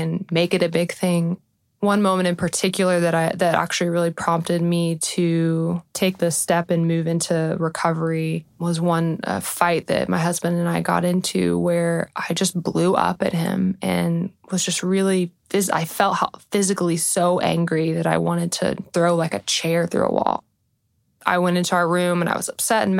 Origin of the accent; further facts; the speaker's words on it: Austin, Texas, United States; I am originally from Austin